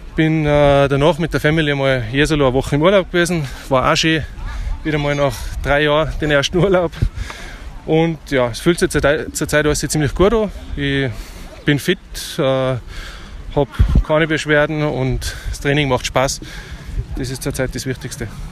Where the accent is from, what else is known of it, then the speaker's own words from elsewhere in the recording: Germany; als deutsche Mannschaft